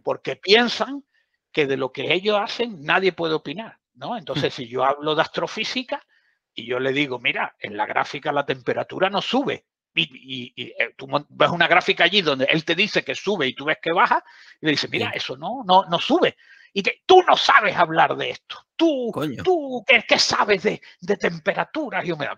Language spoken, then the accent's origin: Spanish; southern Andalusia, Spain; soy del sur de Andalucía